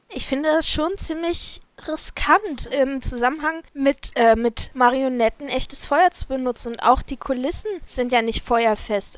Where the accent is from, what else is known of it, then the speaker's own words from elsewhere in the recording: near the Harz, Harz area, Germany; wir ja den Harz hier um die Ecke haben, von da, wo ich groß geworden bin